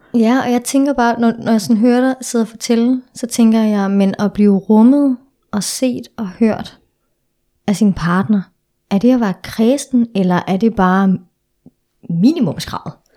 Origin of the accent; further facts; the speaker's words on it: Denmark; moved away as an adult; now in Copenhagen, Denmark; jeg er fra Jylland, så, øhm, så jeg er opvokset i en meget sådan sort-hvid familie. Så mm. da jeg flytter til København tilbage i 2013